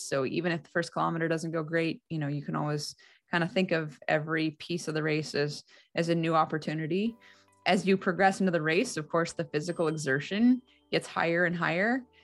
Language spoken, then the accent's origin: English; Alaska, United States; also born or lived in Salt Lake City, Utah; Growing up in Alaska was an incredibly unique experience